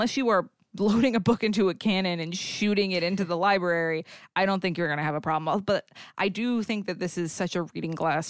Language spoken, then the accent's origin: English; New England, United States; because I'm from New England, it's ….